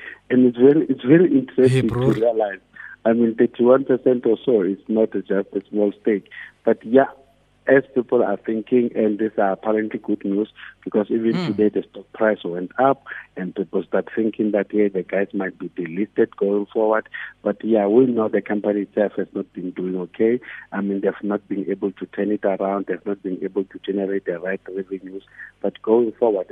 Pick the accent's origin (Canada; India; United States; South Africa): South Africa